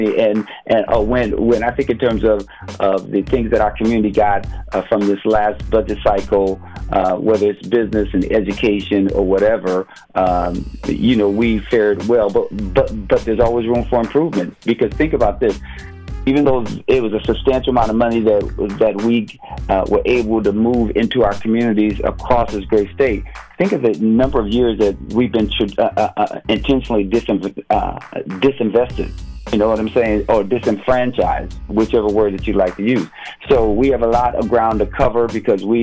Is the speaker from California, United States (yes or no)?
no; Minneapolis, Minnesota, United States; growing up in North Minneapolis